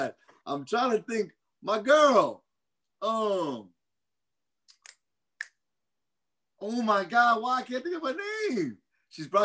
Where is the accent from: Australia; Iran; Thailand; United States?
United States; Louisiana; I'm from Louisiana